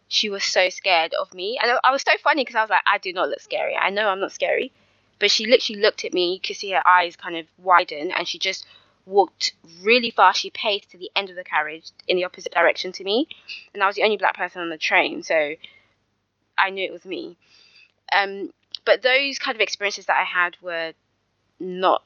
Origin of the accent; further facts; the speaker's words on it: London, United Kingdom; accent: London; I'm technically Nigerian, but I was born and raised in the UK